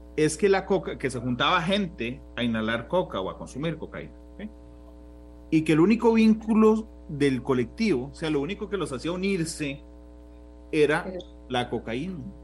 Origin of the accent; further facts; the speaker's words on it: Costa Rica; como el tico promedio